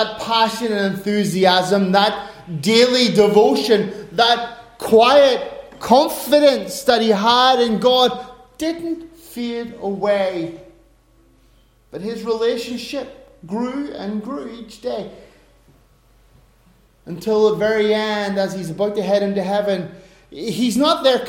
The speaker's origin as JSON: {"language": "English", "country": "Ireland", "said": "I'm an Irishman"}